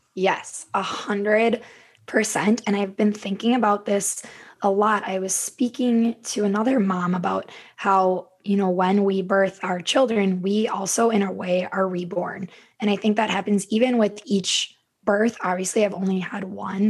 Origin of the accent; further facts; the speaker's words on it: Stillwater, Minnesota, United States; also born or lived in Lake Elmo, Minnesota; I am a Minnesota native. I grew up in Stillwater, Minnesota, and I now live in Lake Elmo